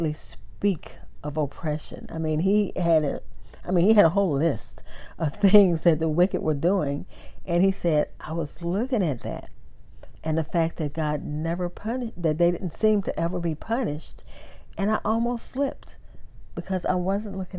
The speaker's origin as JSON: {"language": "English", "region": "Texas", "country": "United States", "said": "I'm from Texas"}